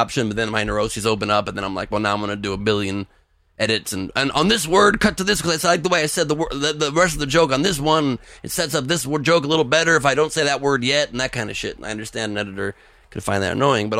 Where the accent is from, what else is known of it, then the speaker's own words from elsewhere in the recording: Los Angeles, California, United States; I grew up in LA. I was born in LA from here.